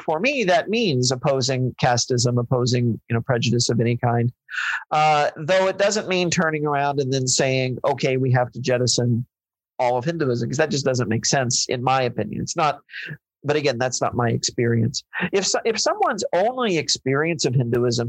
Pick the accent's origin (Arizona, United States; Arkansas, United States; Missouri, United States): Missouri, United States; I grew up in Missouri